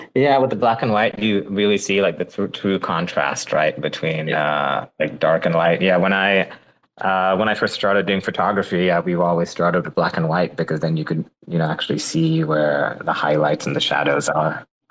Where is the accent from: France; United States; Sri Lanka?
Sri Lanka; I'm Sri Lankan